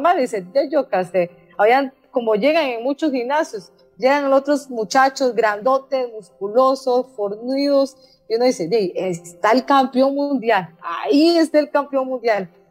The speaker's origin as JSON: {"language": "Spanish", "country": "Costa Rica", "said": "hay que unirnos como ticos, como ticos"}